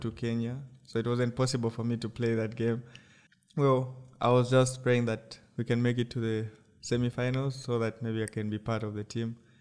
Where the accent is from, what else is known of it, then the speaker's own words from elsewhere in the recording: Lusaka Province, Zambia; I came from Lusaka province